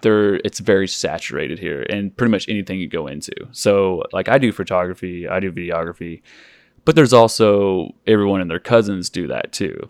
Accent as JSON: {"language": "English", "region": "Oklahoma", "country": "United States", "tie": "born or raised there", "said": "I grew up in Oklahoma"}